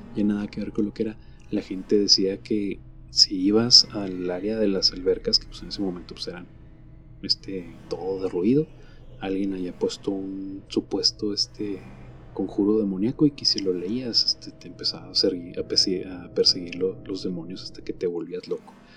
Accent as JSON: {"language": "Spanish", "country": "Mexico", "said": "Nosotros sabemos aquí en México"}